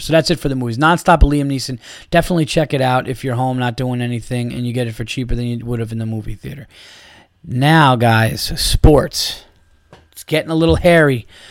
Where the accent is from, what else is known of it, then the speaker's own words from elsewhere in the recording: New York, United States; I'm from New York.